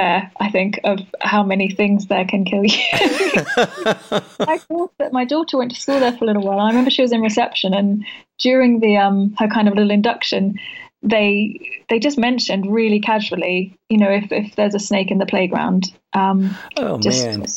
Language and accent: English; Australia; moved away; I'm from Australia originally